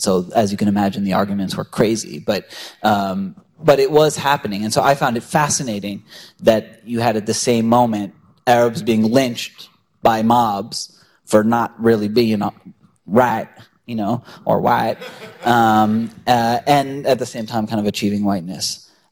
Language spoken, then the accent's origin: English; United States; I was raised in the United States and I'm culturally very American